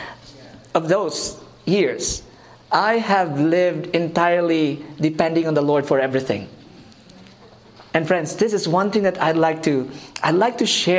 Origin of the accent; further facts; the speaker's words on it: Philippines; I am from the Philippines.